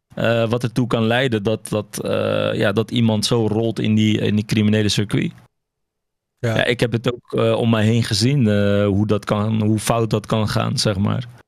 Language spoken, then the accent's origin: Dutch; Morocco; now in Netherlands; ik kom zelf uit Marokko